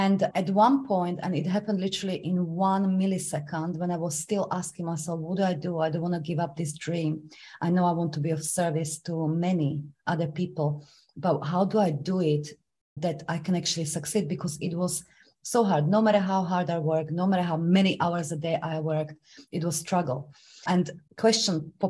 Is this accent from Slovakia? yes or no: yes; Slovakia; English is a second language; moved away as an adult; now in London, United Kingdom; I was supposed to start university in my home country, Slovakia